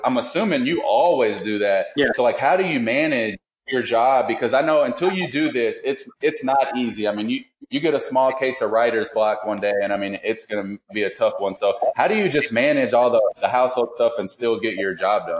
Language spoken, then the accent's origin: English; Kentucky, United States; moved away as an adult; I moved away from Kentucky for a long time, but I was born and raised here.